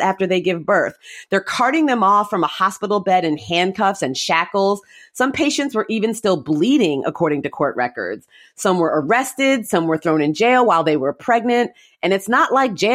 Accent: Mountain View, California, United States; I was born in Mountain View, California, and I live kind of close to Mountain View, California now.

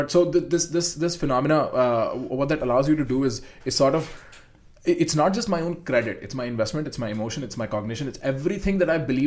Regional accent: India; moved away; as Indian as I am

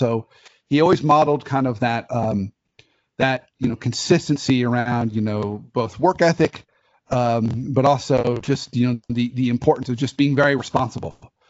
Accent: Dayton, Ohio, United States; born there; Oh my gosh. So I was born in Dayton, Ohio.

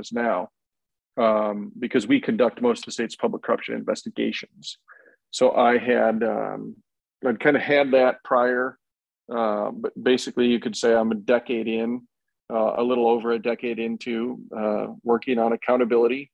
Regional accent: Decorah, Iowa, United States; I was born and raised in Decorah, Northeast Iowa

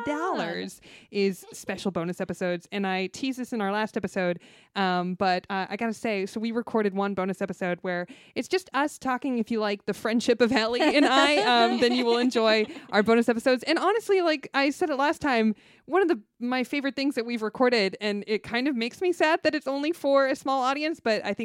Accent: Los Angeles, California, United States; I'm a North Hollywood baby till I die. 818.

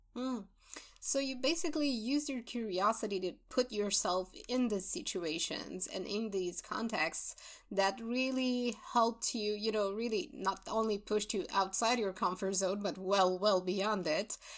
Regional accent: Romania; we're both from Romania

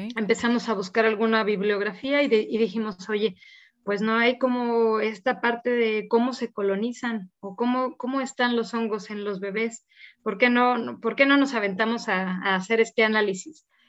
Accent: San Luis Potosí, Mexico; soy de San Luis Potosí

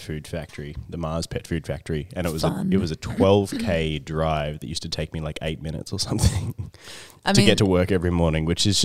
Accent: Albury, New South Wales, Australia; I grew up in the middle of Albury.

